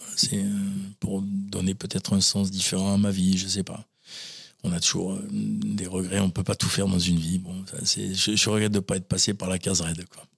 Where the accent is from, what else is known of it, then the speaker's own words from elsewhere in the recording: La Teste-de-Buch, Nouvelle-Aquitaine, France; also born or lived in Talence; j'ai grandi euh, à la teste de Buc